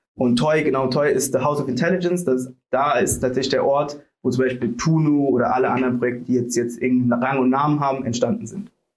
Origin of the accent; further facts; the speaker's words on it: Sri Lanka; now in Germany; ich bin aus Sri Lanka